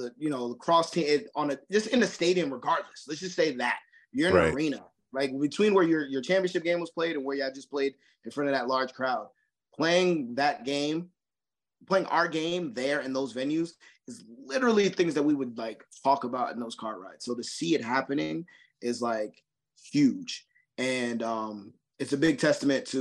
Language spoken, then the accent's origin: English; Roselle, New Jersey, United States; moved away as an adult; now in North Carolina, United States; that was my hometown where I grew up